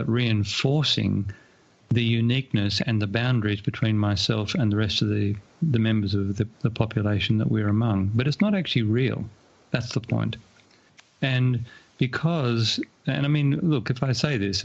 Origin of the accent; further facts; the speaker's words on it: Australia; my hometown here in Australia